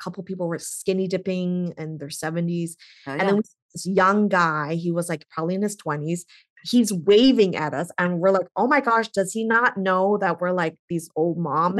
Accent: Canada; now in United States; I'm Canadian.

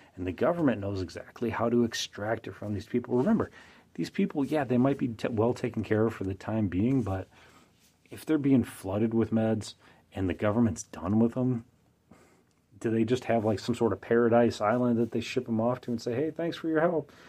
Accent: United States; I'm an American.

